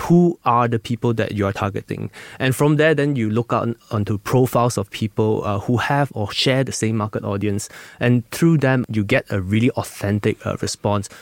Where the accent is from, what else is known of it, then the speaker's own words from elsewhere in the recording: Malaysia; as a Malaysian that I grew up here